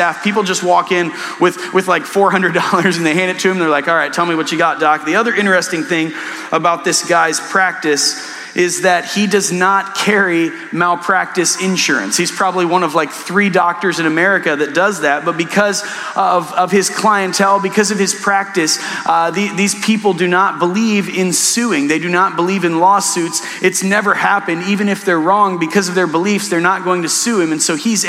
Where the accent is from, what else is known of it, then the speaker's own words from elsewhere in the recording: Wayne County, Ohio, United States; I'm from Wayne County, which borders Holmes County, the largest Amish settlement in the world.